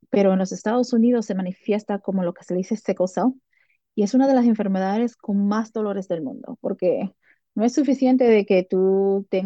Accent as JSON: {"language": "Spanish", "country": "Dominican Republic", "said": "yo sí soy afro, yo soy africana, yo soy afrolatina, yo me siento muy dominicana"}